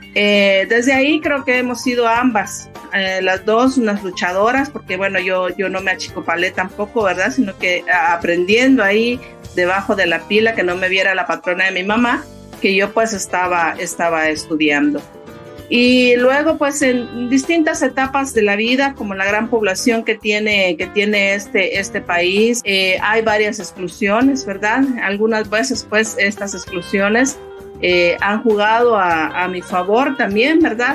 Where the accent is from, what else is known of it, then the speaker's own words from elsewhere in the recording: Uspantán, Quiché, Guatemala; soy maya quiché, soy originaria de Uspantán, el norte del país